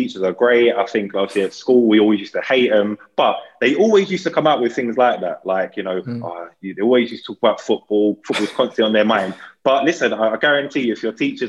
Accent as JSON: {"language": "English", "region": "London", "country": "United Kingdom", "said": "I'm from Deptford"}